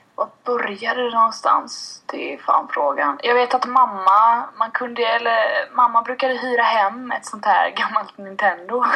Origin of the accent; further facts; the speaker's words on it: Sweden; Jag är född och uppväxt i, uppväxt i Kama